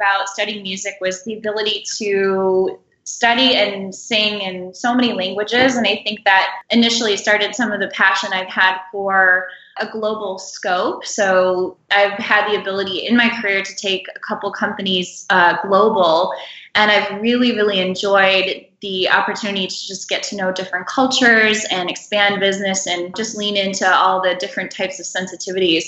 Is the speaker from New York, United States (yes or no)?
no; Michigan, United States; I am a Midwest gal. I'm from Michigan.